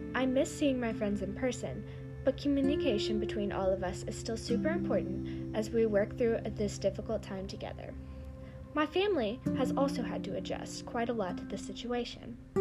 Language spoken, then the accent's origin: English; Raleigh, North Carolina, United States; I'm from Raleigh, North Carolina